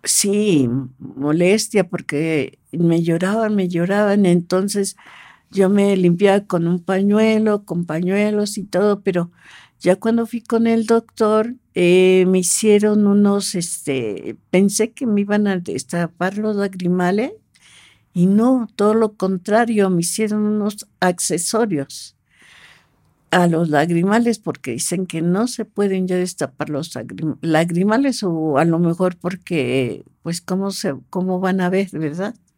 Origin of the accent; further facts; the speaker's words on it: Mexico City, Mexico; yo nací aquí en, Ciudad de México